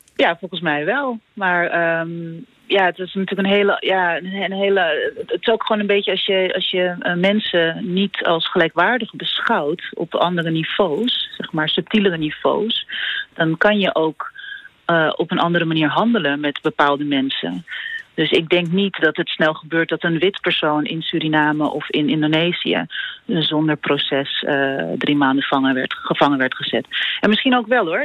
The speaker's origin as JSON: {"language": "Dutch", "country": "Netherlands", "said": "als Nederlander"}